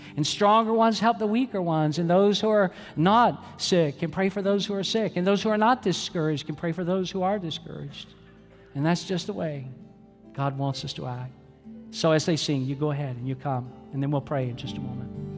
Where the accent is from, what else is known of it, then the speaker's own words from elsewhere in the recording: Atlanta, Georgia, United States; my home church where I grew up in Atlanta, Georgia